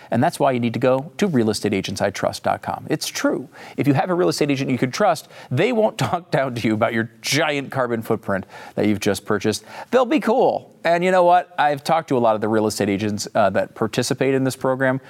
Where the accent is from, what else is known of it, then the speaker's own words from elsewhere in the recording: Northeast, United States; now in Texas, United States; I grew up in the Northeast and I live in Texas